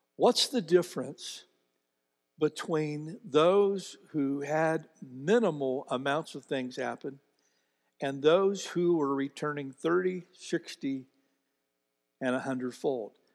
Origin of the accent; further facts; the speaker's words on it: United States; I was born in America